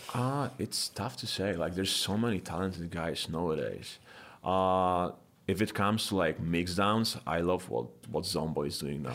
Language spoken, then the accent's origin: English; Poland; now in United States; I'm originally from Poland